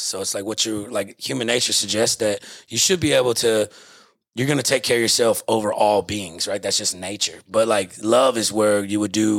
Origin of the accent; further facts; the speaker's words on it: Texas, United States; I'm from a little small village about 2 hours south of Houston.